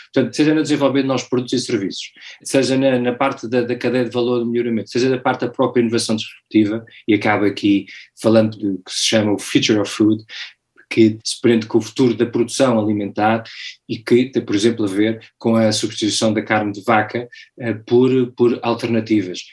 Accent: Portugal; moved away as an adult; also born or lived in London / Timor / Latin America / United States; sou português, nos últimos 20 anos vivi 15 fora de Portugal, entre Londres, Timor, América Latina e Estados Unidos

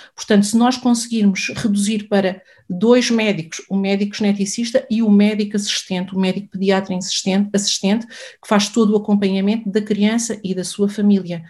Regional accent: Portugal; Nós somos um país europeu

